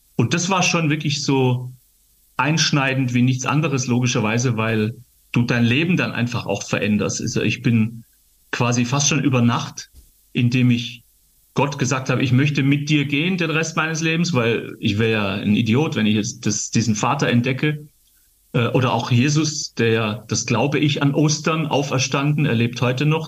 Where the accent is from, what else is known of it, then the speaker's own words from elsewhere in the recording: Gaildorf, Baden-Württemberg, Germany; in meiner Kinderkirchzeit in Geildorf, wo ich aufgewachsen bin, geil, geile Jugend in Geildorf, im Schwäbische, im Schwaberländle